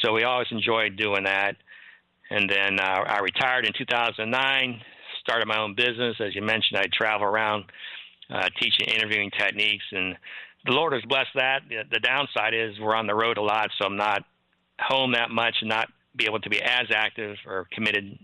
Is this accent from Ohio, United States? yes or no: yes; Ohio, United States; moved away as an adult; also born or lived in Harrisburg, Pennsylvania; I grew up in Ohio